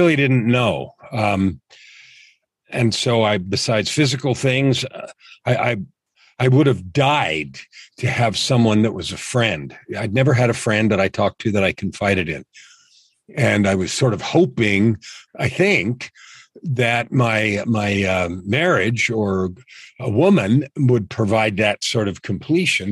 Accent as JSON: {"language": "English", "area": "San Francisco Bay Area", "region": "California", "country": "United States", "tie": "born or raised there", "said": "I grew up in San Francisco Bay Area"}